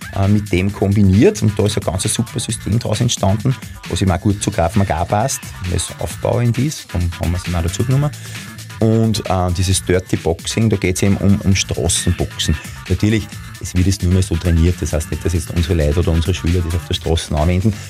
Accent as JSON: {"language": "German", "town": "Linz", "region": "Upper Austria", "country": "Austria", "said": "ich bin ein Linzer"}